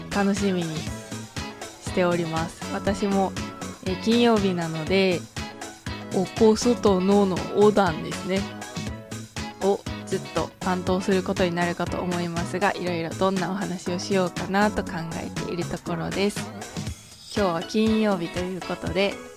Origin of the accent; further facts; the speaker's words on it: Okayama, Japan; 出身地は岡山県です